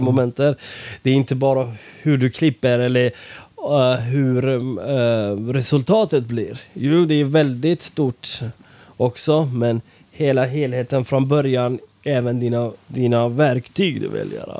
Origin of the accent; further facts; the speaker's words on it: Iran; now in Sweden; vi är från Iran